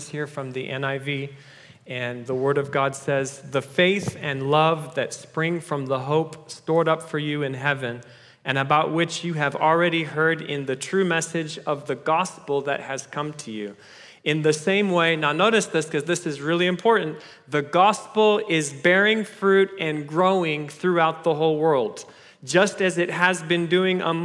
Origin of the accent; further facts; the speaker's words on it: Kenya; moved away; I was born in Kenya, which makes me a bit of an African-American